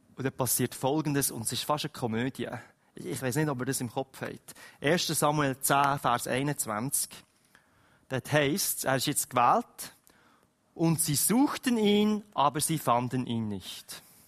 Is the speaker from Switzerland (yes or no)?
yes; Switzerland; wir als Schweizer